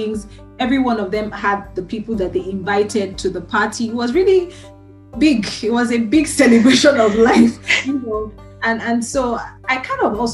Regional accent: Nigeria; moved away; I'm from Nigeria.

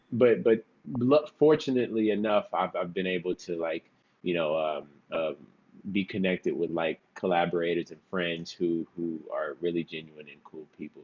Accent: Houston, Dallas, Texas, United States; moved away as an adult; now in Los Angeles, United States; I was born in Houston, and uh, I lived there till I was nine, and then uh, we, me and my mother and my sister moved to to Dallas, Texas, where you know I finished off school

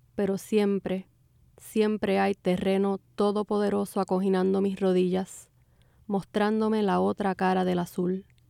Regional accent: Puerto Rico; moved away; mi experiencia como puertorriqueña migrante

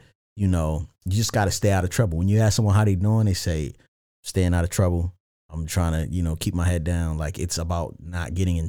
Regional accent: Randallstown, Maryland, United States; So the Baltimore County. So I'm from a town called Randallstown.

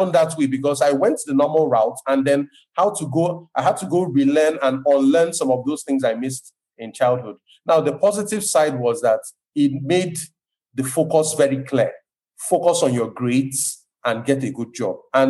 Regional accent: Lagos, Nigeria; I'm not ethnically from Lagos, but I was born here, I was raised here

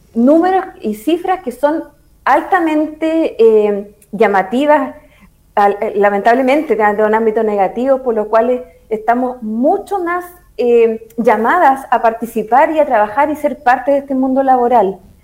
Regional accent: Constitución, Maule, Chile; soy de Constitución

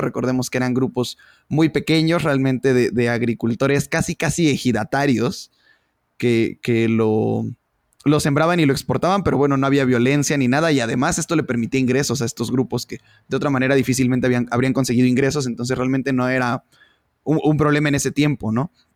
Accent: Mexico; somos los mexicanos

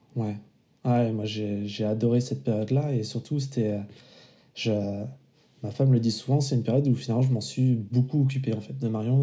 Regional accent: Vendée, Pays de la Loire, France; moved away as an adult; also born or lived in Paris; now in La Rochelle, France; je suis originaire de Vendée

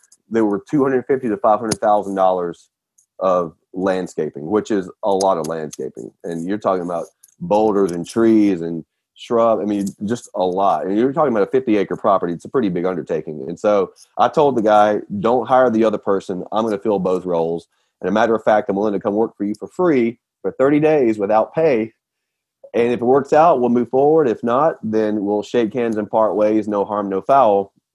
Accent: Nashville, Tennessee, United States; now in Roswell, United States; So we're from Nashville. Currently live in Atlanta.

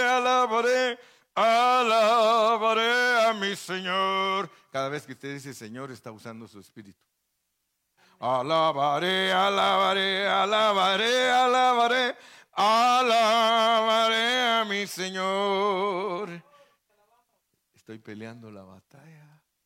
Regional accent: Guatemala; moved away; also born or lived in Mexico; allá en Guatemala, donde yo nací

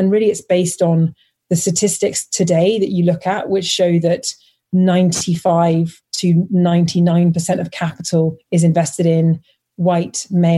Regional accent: London, United Kingdom; I grew up in London

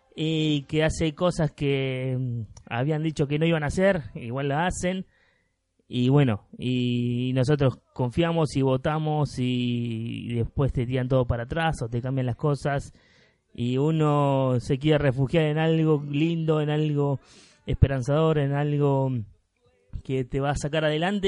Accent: Argentina; Porque somos argentinos, porque somos latinoamericanos

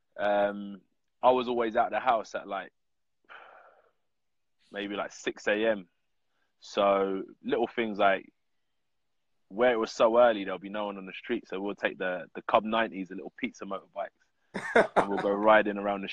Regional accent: United Kingdom; as a British heavyweight fighter

